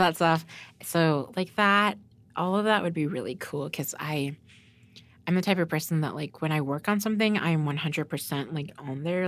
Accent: Norman, Oklahoma, United States; I grew up in Norman, so it's like a white suburbia university

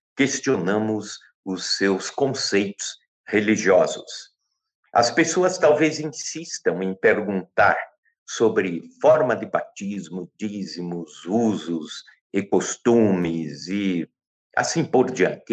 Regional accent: Brazil; somos brasileiros

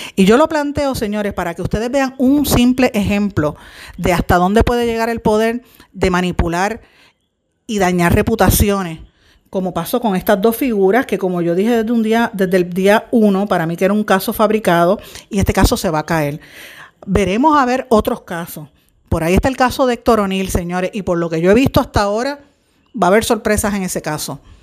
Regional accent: Puerto Rico; nosotros como puertorriqueños hemos estado viviendo

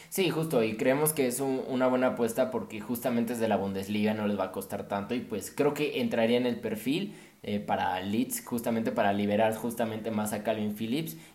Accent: Mexico; yo creo que a todos como mexicanos nos encantaría ver a nuestro

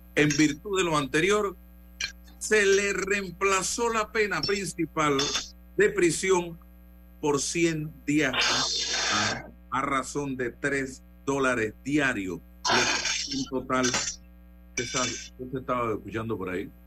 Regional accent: Panama; yo estoy hablando como ciudadano panameño

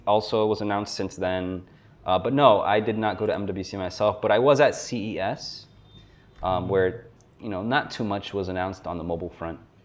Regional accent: South Florida, United States; moved away as an adult; also born or lived in New York; I have since moved back to my hometown in South Florida. So I'm originally from South Florida

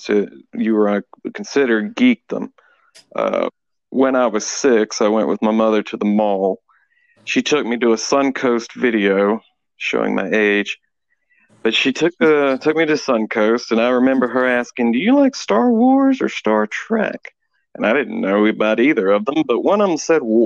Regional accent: Alabama, United States; I'm from Alabama

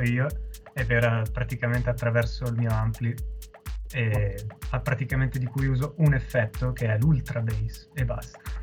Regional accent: Monza, Lombardy, Italy; dato che siamo di Monza

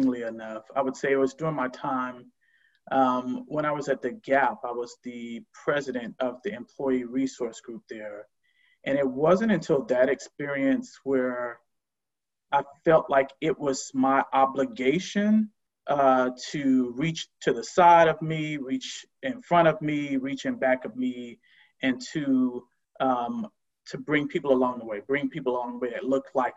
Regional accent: Miami, Florida, United States; moved away as an adult; now in Oakland, United States; I'm originally from the South, originally from Miami, Florida, born and raised, and have lived out West for quite some time.

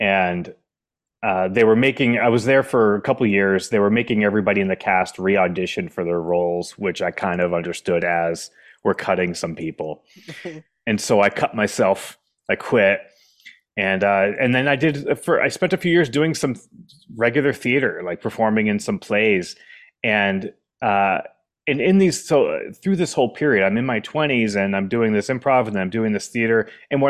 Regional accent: New Hampshire, United States; I grew up in New Hampshire, and Boston's kind of the home city if you grew up in New Hampshire.

